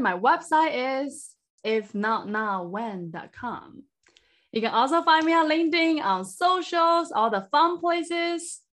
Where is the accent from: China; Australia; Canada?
China; born or raised there; moved away as an adult; now in United States